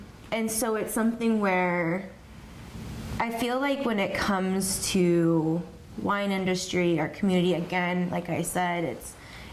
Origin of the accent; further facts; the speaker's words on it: Oregon, United States; I was from Oregon